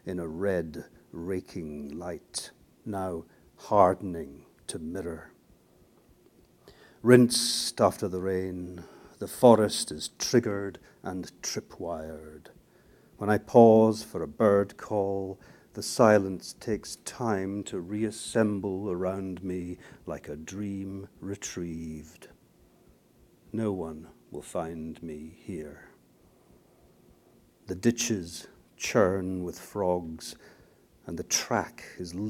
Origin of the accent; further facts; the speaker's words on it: Aberdeen, Scotland, United Kingdom; also born or lived in Scone, Perthshire; I was born in Perthshire, Scone, the ancient capital of Scotland, but I actually was brought up in this place, on the northeast coast of Scotland, Aberdeen.